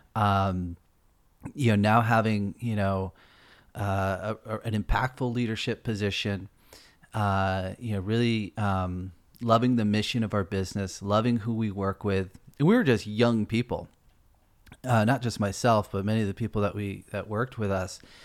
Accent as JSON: {"language": "English", "region": "East Coast", "country": "United States", "moved": "as an adult", "lives_now": "California, United States", "said": "I'm from the East Coast"}